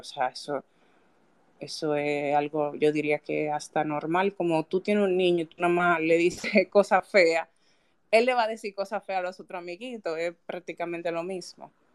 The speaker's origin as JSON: {"language": "Spanish", "town": "Santiago de los Caballeros", "region": "Santiago", "country": "Dominican Republic", "said": "Yo soy de Santiago"}